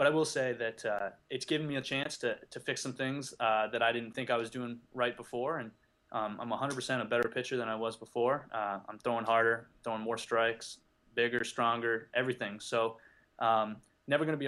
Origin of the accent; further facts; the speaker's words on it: just outside Toronto, Ontario, Canada; moved away as an adult; I grew up in just outside Toronto